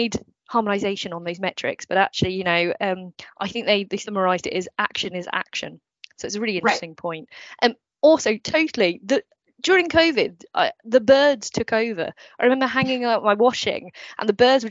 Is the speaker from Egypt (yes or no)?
no; United Kingdom; I'm British